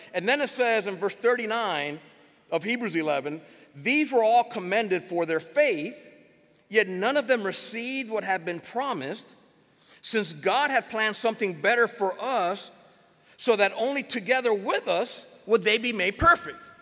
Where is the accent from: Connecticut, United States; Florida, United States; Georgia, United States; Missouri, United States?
Florida, United States; Miami; also born or lived in Puerto Rico; I am originally born and raised in Miami.